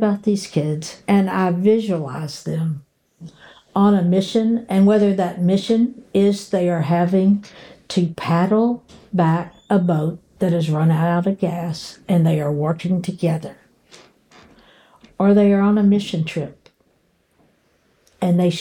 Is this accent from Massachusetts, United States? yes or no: no; Murray, Kentucky, United States; my hometown of Murray, Kentucky